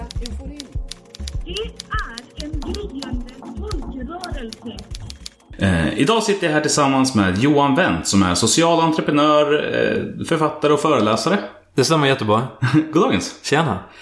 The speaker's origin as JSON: {"language": "Swedish", "town": "Hallstahammar", "region": "Västmanland", "country": "Sweden", "said": "jag kommer från Hallstahammar"}